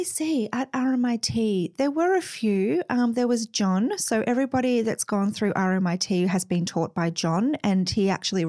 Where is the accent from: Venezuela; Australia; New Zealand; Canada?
Australia; Mount Eliza, Victoria; You know, I grew up in Mount Eliza, so, you know, suburbia, very vanilla place, beautiful place to grow up.